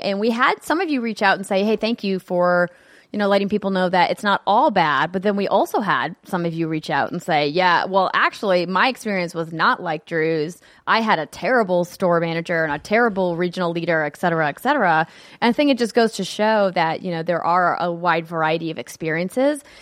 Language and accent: English; North Dakota, United States; moved away; my home state, North Dakota